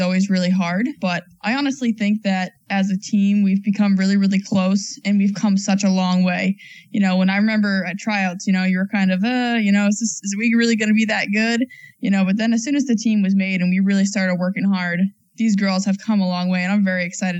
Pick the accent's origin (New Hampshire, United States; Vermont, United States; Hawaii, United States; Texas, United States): New Hampshire, United States; I grew up in New Hampshire.